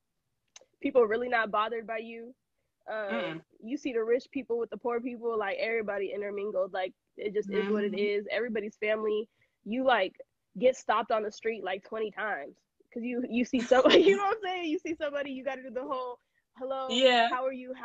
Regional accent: the Bay Area, California, United States; growing up in the Bay, it was super multicultural

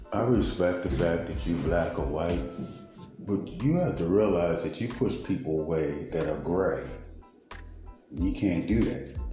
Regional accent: Baltimore, Maryland, United States; I was raised in East Baltimore

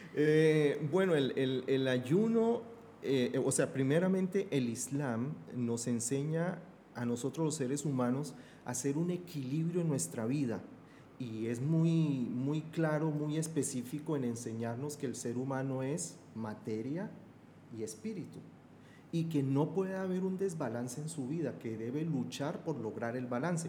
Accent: Bogotá, Colombia; Yo soy de Bogotá, de la región andina

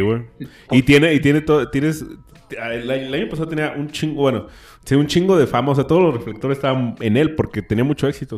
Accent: Mexico; siendo mexicano

